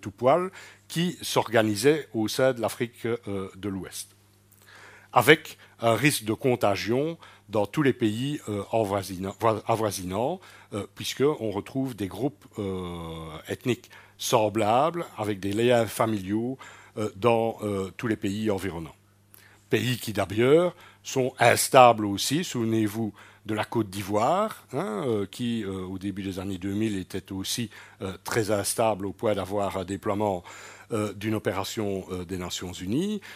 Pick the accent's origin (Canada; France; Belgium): Belgium; en tant que Belges